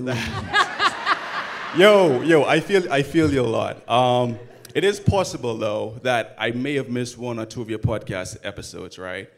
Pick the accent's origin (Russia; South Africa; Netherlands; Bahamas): Bahamas; now in Atlanta, United States; I'm originally from the Bahamas, but I moved all the way to Atlanta